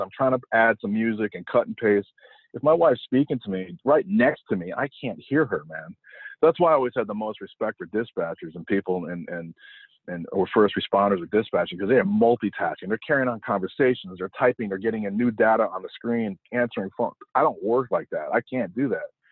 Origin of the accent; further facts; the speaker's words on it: Connecticut, United States; also born or lived in New York; I grew up in the Northeast and I was born in New York, but raised mostly in Connecticut